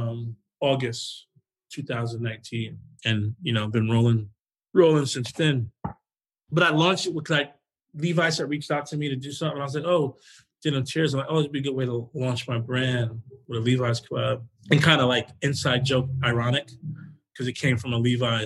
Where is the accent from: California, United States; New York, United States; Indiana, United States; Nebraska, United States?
New York, United States; New York City; moved away as an adult; also born or lived in Flushing, Queens; I'm from Jamaica, Queens